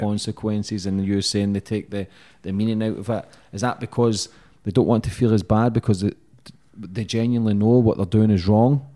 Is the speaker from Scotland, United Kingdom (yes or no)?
yes; Glasgow, Scotland, United Kingdom; where I grew up in Glasgow